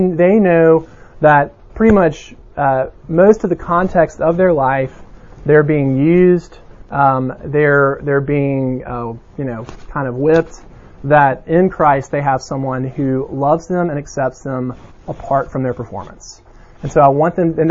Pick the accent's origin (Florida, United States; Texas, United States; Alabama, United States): Alabama, United States; Mountain Brook; I was from Birmingham and particularly Mountain Brook